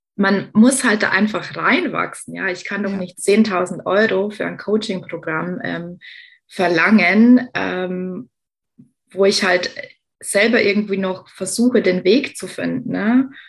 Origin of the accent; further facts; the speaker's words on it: Lower Bavaria, Germany; Als äh, gebürtige Niederbayerin habe ich den Dialekt verstanden